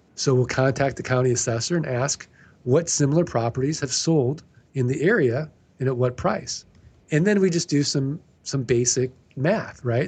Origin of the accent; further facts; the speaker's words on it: Missouri, United States; I'm from Missouri. We're the show me state